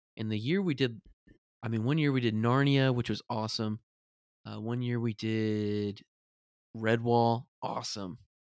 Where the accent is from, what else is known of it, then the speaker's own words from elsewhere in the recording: United States; as an American, with the perspective of an American